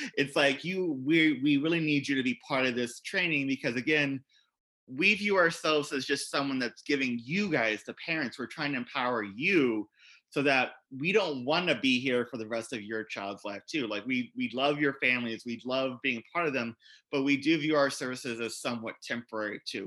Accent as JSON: {"language": "English", "town": "Columbus", "region": "Indiana", "country": "United States", "tie": "born or raised there", "said": "I was a teacher in the state of Indiana where I grew up"}